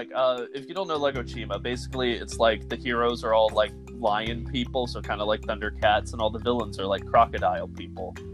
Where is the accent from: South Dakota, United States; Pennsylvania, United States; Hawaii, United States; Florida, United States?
Florida, United States; I'm very Floridian.